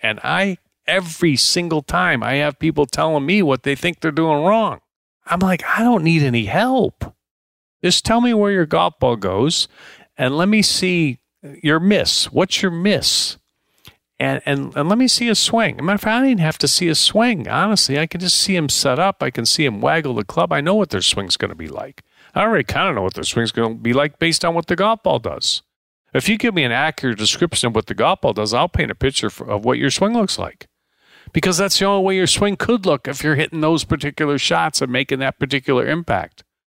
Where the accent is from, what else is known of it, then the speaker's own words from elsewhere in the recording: Deerfield, Illinois, United States; moved away; also born or lived in Paradise Valley, Arizona; I grew up in Deerfield, Illinois